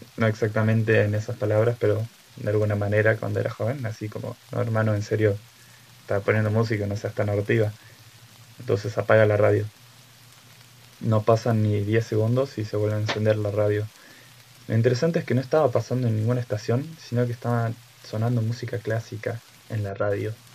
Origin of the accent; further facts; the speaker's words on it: Catamarca, Argentina; moved away; mi provincia natal para los que me conocen, he vivido en tres provincias en total. En la que más viví es Catamarca